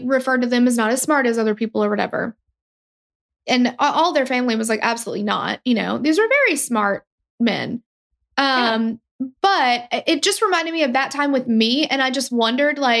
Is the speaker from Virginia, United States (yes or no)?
no; near Nashville, Tennessee, United States; I'm from this area